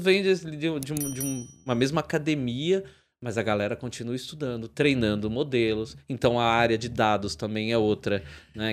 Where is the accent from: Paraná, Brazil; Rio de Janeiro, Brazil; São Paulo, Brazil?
São Paulo, Brazil; São Bernardo do Campo; eu sou de São Bernardo aqui na, no Grande ABC